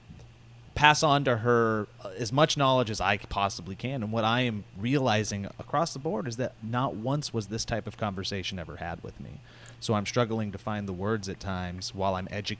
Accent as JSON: {"language": "English", "region": "Montana", "country": "United States", "tie": "born or raised there", "said": "growing up in Montana"}